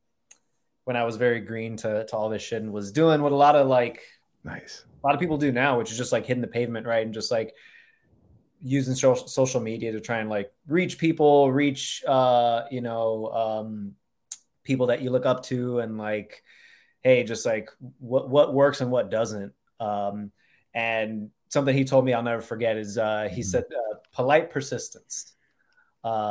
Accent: Miami, Florida, United States; I'm born and raised in Miami

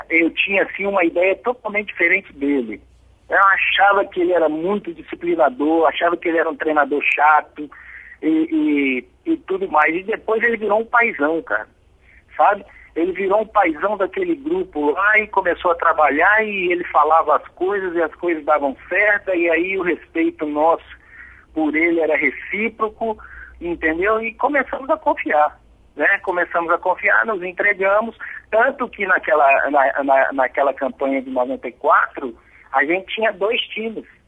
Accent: Belo Horizonte, Minas Gerais, Brazil; nós somos de Belo Horizonte

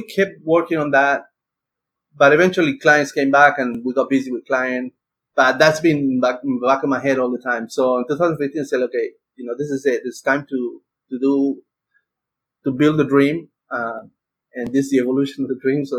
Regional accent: Argentina; moved away as an adult; now in United States; I'm from Argentina and I came to the US in 98

